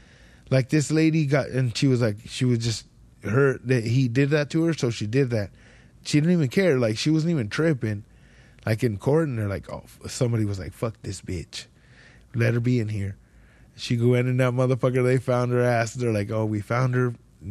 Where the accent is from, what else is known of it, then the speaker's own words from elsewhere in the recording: Ridgecrest, California, United States; Ridgecrest, growing up in Ridgecrest, little ass town, that was the first time I ever heard of white power.